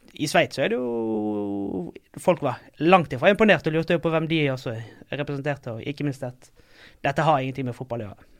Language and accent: Norwegian; Bergen, Vestland, Norway; moved away as an adult; now in Oslo, Norway; jeg kommer fra Bergen. Uh, og har vel ja, bor her i Oslo nå et par år.